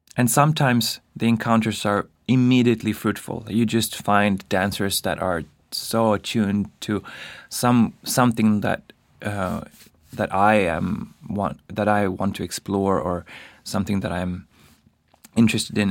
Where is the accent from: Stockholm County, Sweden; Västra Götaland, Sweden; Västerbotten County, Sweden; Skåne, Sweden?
Stockholm County, Sweden; Stockholm; moved away as an adult; also born or lived in Paris, France; now in New York, United States; I come from Stockholm